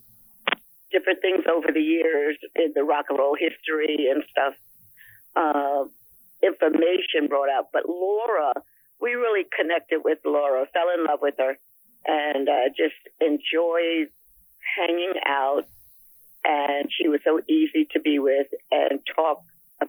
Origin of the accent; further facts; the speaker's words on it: New York City, New York, United States; we were from Manhattan